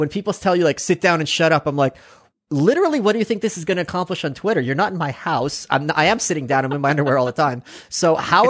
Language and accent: English; New York City, New York, United States; being a New Yorker all my life